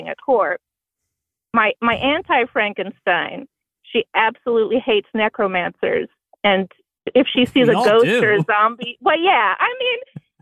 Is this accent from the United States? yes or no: yes; Bloomington, Indiana, United States; I'm from Bloomington, Indiana.